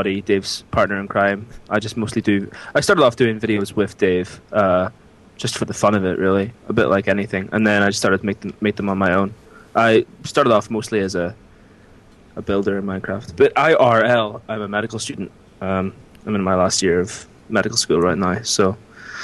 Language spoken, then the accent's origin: English; Ireland; accent: vaguely Irish, vaguely Scottish; moved away as an adult; now in Scotland, United Kingdom; I'm from Ireland. I was born and raised in Ireland, but I've lived in Scotland for the last 5 years for university.